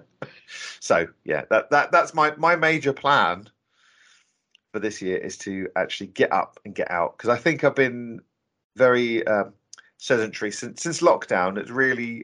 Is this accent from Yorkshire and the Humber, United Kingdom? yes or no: no; Norfolk, East of England, United Kingdom; now in London, United Kingdom; I'm originally from Norfolk